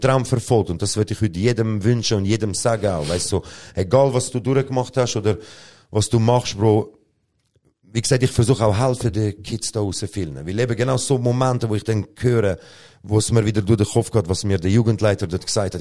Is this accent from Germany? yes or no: no; Switzerland; ich bin da geboren. Erster Boden ist Schweizer Boden